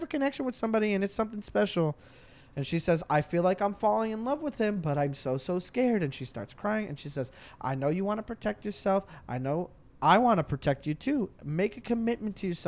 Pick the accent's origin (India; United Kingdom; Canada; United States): Canada; I'm Canadian